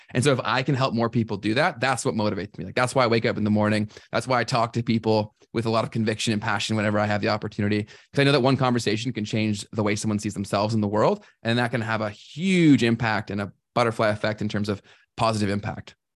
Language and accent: English; Toronto, Ontario, Canada; I was born and raised in, around Toronto.